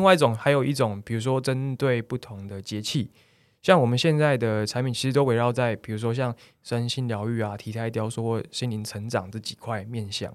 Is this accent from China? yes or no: no; Taiwan; 我们台湾的旅客